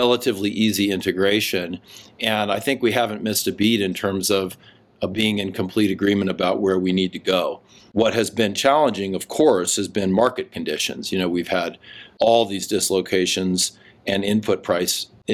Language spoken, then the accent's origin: English; Seattle, Washington, United States; also born or lived in Tokyo / Sydney / Atlanta / Charlottesville; now in Idaho, United States; I grew up in Seattle